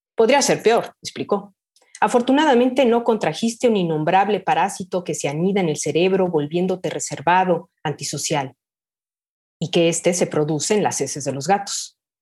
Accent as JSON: {"language": "Spanish", "town": "Guadalajara", "region": "Jalisco", "country": "Mexico", "tie": "born or raised there", "also_born_or_lived": "France", "said": "yo soy originaria de, Jalisco, de Guadalajara. Nací aquí y bueno, he vivido prácticamente"}